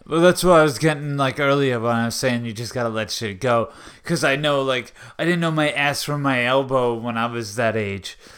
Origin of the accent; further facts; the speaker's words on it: Long Island, New York, United States; I'm from Long Island, New York